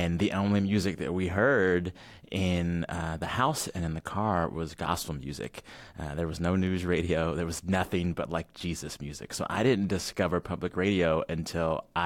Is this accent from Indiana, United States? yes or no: no; Texas, United States; as a Texan